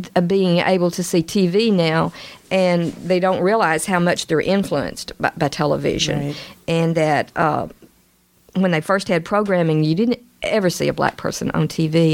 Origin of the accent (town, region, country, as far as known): Little Rock, Arkansas, United States; born or raised there